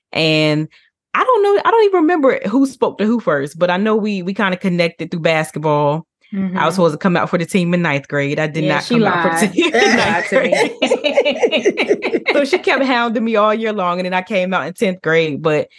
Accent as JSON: {"language": "English", "town": "Newport News", "region": "Virginia", "country": "United States", "tie": "born or raised there", "said": "I am from raised in Newport News, Virginia. That's what I claim because my father's Navy. We moved around just a little bit, but those are my more important years, Newport News."}